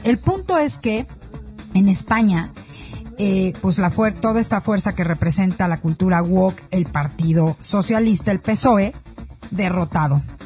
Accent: Mexico; soy mexicana

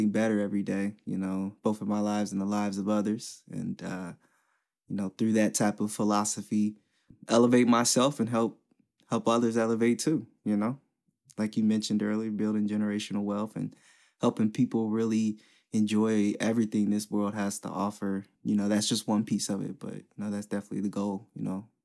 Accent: West Chester, United States; long story short, uh, with growing up in West Chester, it just taught me so much about people

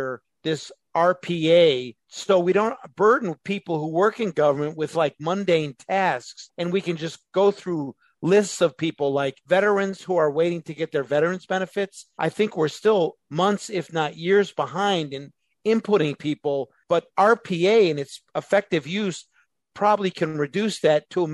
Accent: Chicago suburbs, Illinois, United States; moved away; I come from the Chicago suburbs

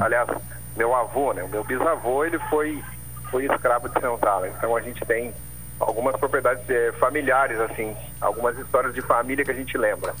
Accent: Paraná, Brazil; moved away; principalmente lá na minha terra, eu sou paranaense, falava-se muito do criado mudo

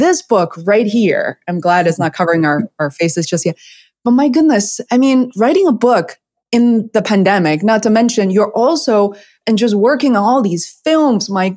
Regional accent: Beijing, China; English is a second language; moved away as an adult; now in United States; I was born and raised in Beijing, China. I came here when I was 17.

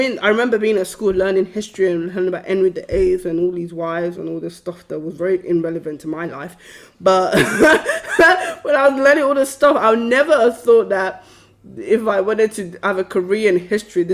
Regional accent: United Kingdom; a lot of us who grew up in Britain

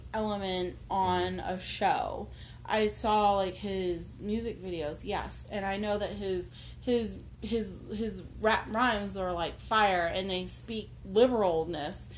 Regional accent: Virginia Beach area, Southern Virginia, United States; now in Baltimore, United States; I'm from Southern Virginia

